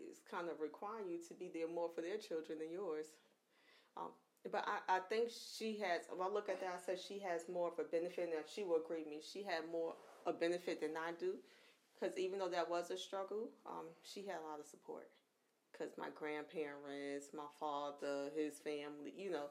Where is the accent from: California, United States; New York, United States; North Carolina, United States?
New York, United States; moved away; I'm from New York